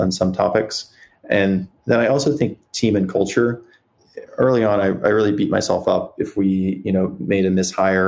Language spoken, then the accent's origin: English; South Dakota, United States; now in San Francisco, United States; I grew up in South Dakota